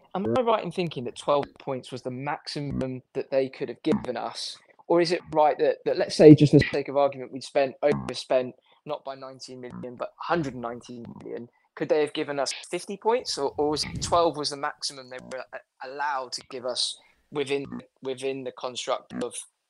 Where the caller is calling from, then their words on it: London, United Kingdom; I'm calling from London.